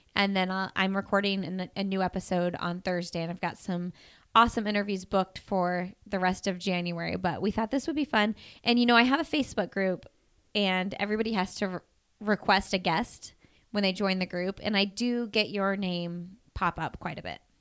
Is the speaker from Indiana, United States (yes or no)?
yes; Bloomington, Indiana, United States; I'm from Bloomington. So we both, we were going to school at I U, which is my hometown, by the way